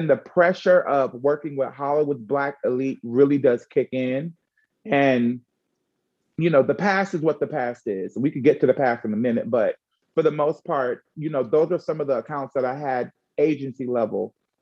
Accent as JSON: {"language": "English", "country": "Jamaica", "said": "I'm also Jamaican"}